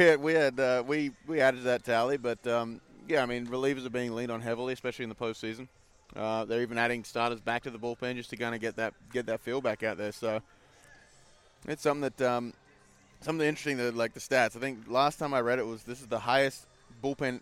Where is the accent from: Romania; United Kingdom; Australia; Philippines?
Australia; Wanneroo, Western Australia; moved away as an adult; now in United States; my hometown, my home ball club.